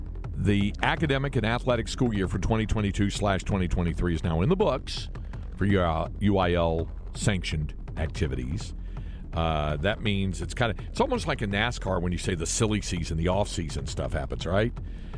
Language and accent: English; Greensboro, North Carolina, United States; moved away; back to the home state of North Carolina.